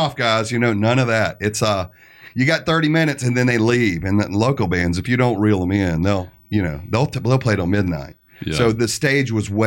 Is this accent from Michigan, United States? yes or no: no; Alabama, United States; we're from Alabama